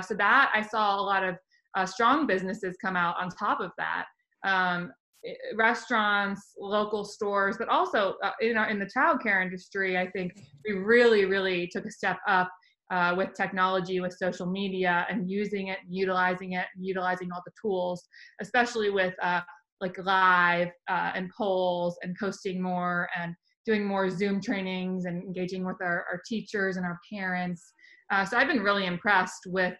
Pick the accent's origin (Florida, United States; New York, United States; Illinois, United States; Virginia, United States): Virginia, United States; moved away; I'm from Virginia originally